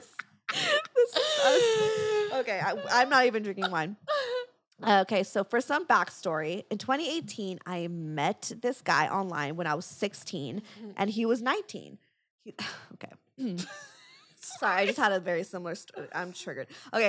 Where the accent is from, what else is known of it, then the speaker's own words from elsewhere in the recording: Saskatchewan, Canada; So I am from Saskatchewan.